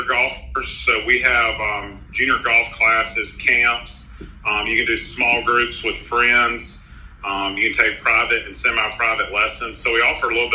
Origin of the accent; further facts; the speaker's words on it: Irmo Chapin area, South Carolina, United States; I grew up in the Irmo Chapin area, so I've lived there 40 years my whole life